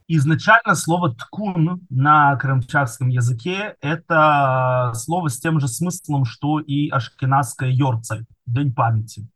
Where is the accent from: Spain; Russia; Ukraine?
Ukraine; Kerch, Crimea; now in Israel; Кельч, это мой родной город, где я родился и вырос